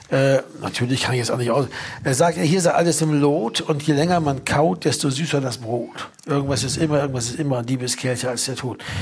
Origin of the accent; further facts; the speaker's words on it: Berlin, Germany; kennen wir als Berliner auch